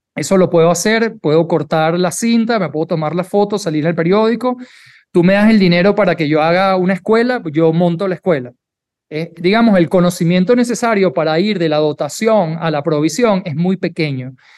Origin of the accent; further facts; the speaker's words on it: Venezuela; now in Mexico; soy venezolano, en Venezuela cuando tú estudias medicina